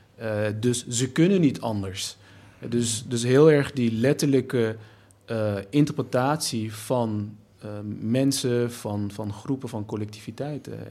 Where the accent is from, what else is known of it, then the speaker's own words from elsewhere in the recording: Nijmegen, Gelderland, Netherlands; als Turk, Nederlander, Nijmegenaar, geboren in, in, in een achterstandswijk